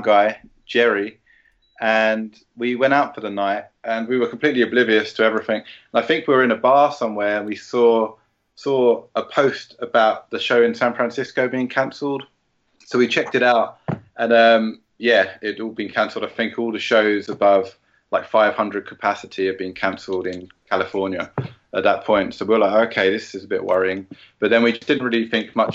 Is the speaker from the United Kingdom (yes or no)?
yes; London, United Kingdom; we're both from South London